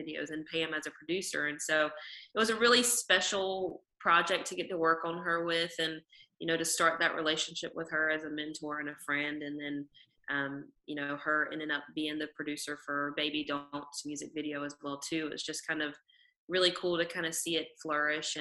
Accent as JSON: {"language": "English", "region": "North Carolina", "country": "United States", "tie": "born or raised there", "also_born_or_lived": "Nashville, Tennessee"}